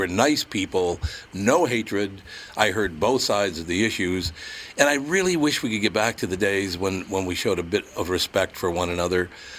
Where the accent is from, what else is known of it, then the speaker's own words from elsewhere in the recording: Minneapolis, Minnesota, United States; You know, I grew up in North Minneapolis, so I grew up in a neighborhood that's basically Catholics, Blacks, and Jews.